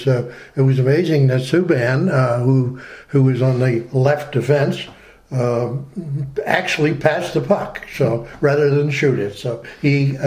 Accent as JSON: {"language": "English", "town": "Ottawa", "region": "Ontario", "country": "Canada", "tie": "born or raised there", "said": "In my hometown, by the way. In my hometown."}